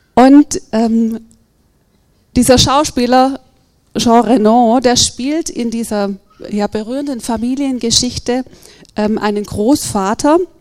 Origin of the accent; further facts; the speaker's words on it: Germany; als Deutsche